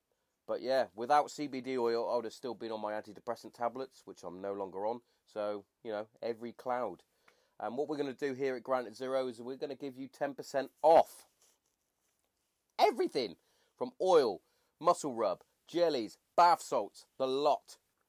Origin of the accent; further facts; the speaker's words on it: England, United Kingdom; See, I go back to, because obviously being English, like even down to the football, like or soccer, it was just fucking amazing to watch.